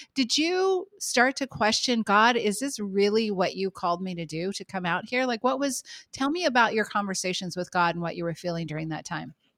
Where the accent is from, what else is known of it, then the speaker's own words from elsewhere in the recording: San Francisco Bay Area, California, United States; moved away as an adult; now in New York, United States; Matt and I moved here from the San Francisco Bay Area to New York. We are native. I'm native there